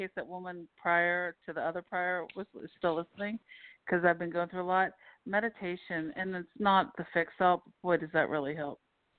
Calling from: Pennsylvania, United States; from Pennsylvania.

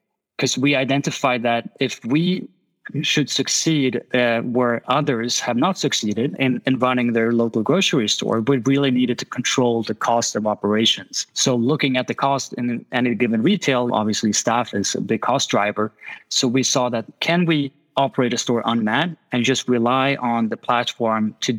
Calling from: Stockholm, Stockholm County, Sweden; I'm calling from Stockholm, Sweden, so it's quite chilly here.

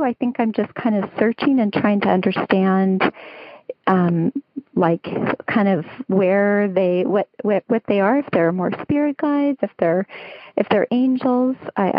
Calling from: Los Alamitos, California, United States; I'm calling you from Los Alamitos, California.

